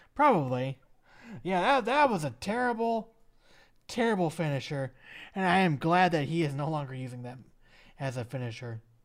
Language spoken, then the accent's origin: English; Minneapolis, Minnesota, United States; my hometown of Minneapolis, Minnesota.